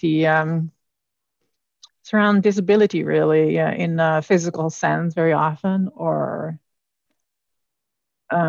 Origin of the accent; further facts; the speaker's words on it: Netherlands; moved away; I come from the Netherlands